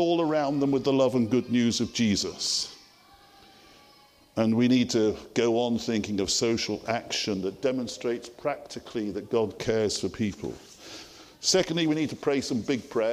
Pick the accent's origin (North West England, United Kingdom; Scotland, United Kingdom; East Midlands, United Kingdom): North West England, United Kingdom; Liverpool; I grew up as a city boy in Toxteth area of Liverpool, just an ordinary guy